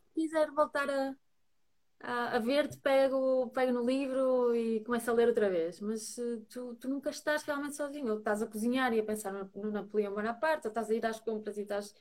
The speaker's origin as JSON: {"language": "Portuguese", "town": "Braga", "region": "Norte", "country": "Portugal", "also_born_or_lived": "Lisbon", "moved": "yes", "lives_now": "Porto, Portugal", "said": "sou, sou, de Braga"}